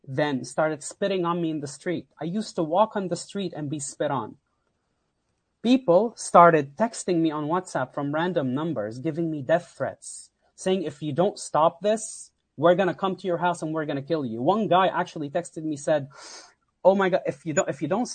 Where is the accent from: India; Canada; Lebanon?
Lebanon; also born or lived in Houston, Texas / Katy, Texas; now in United States; I came from Lebanon